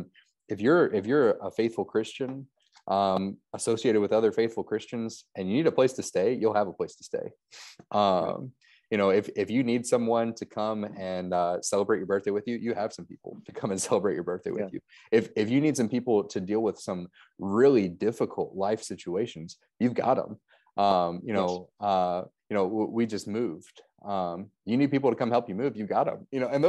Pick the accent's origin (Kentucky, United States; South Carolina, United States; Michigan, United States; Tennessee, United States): Kentucky, United States; Louisville; now in Gettysburg, United States; North Central Kentucky, around Louisville.